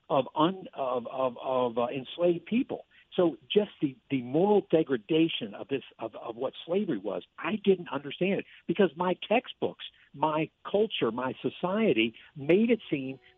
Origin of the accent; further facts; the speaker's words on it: Virginia, United States; And I grew up in Virginia